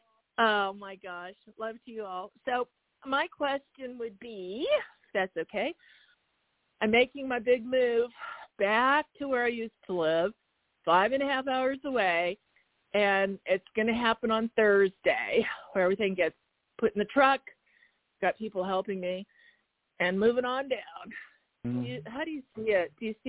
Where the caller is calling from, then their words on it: Arizona, United States; … from Arizona.